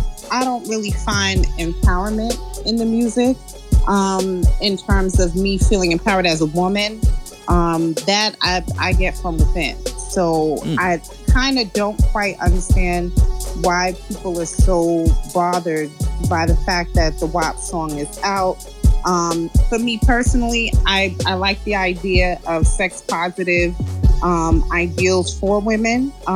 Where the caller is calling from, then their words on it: Georgia, United States; I'm calling from Georgia.